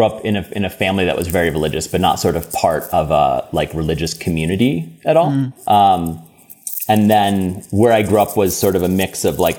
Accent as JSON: {"language": "English", "town": "Baltimore", "region": "Maryland", "country": "United States", "tie": "born there", "said": "So I was born in the States, on the East Coast. My mom's from Maryland, and so I was born in Baltimore"}